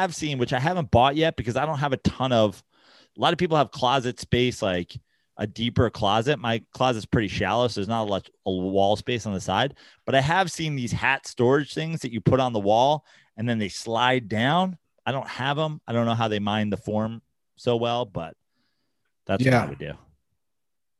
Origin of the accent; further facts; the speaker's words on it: New York, United States; moved away; growing up in New York and also spending through my 30s in New York